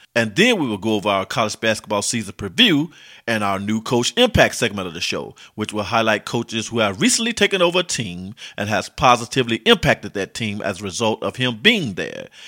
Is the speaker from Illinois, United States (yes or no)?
yes; Chicago, Illinois, United States; now in Little Rock, United States; I wasn't born in Arkansas, I was born in Chicago, Illinois, and trust me, I still love my city. But I lived in the city of Little Rock, Arkansas for the last 15 years or so, and it's my home now